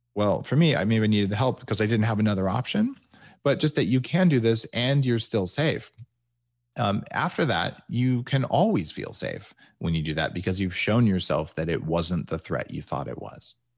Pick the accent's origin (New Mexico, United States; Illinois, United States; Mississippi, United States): New Mexico, United States; moved away; also born or lived in California; where I grew up in New Mexico.